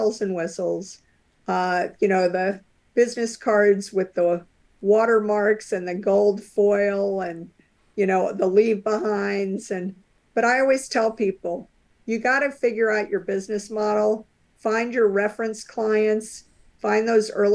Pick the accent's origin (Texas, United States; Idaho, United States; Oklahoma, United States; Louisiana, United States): Louisiana, United States; New Orleans; now in Cambridge, Massachusetts, United States; I grew up in New Orleans, Louisiana